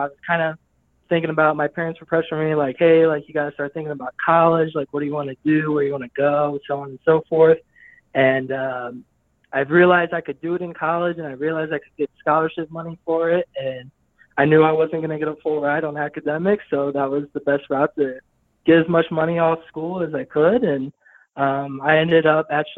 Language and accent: English; St. Louis, Missouri, United States; moved away; I grew up in St. Louis, Missouri